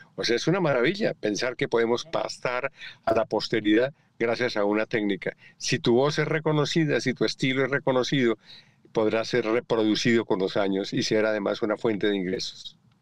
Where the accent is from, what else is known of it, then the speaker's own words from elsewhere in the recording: Colombia; moved away as an adult; antes de irme de Colombia